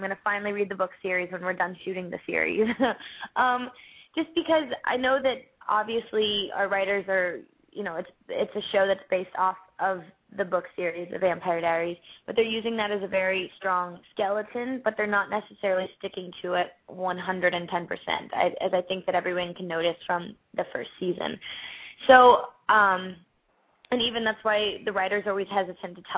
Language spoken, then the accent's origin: English; Orlando, Florida, United States; moved away as an adult; also born or lived in Atlanta, Georgia; I grew up in Orlando, Florida